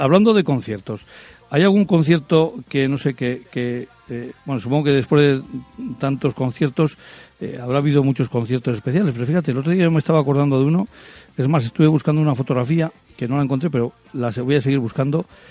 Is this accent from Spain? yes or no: yes; Rioja, Basque Country, Spain; los que somos de Rioja